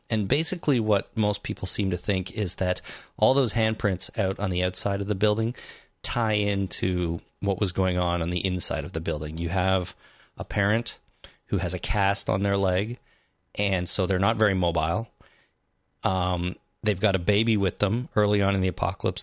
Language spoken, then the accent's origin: English; Canada; we are Canadian